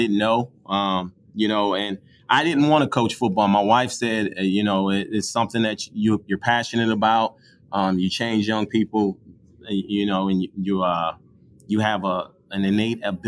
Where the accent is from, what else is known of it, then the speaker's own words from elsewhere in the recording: Buffalo, New York, United States; I am from Buffalo, New York. I played at McKinley High School.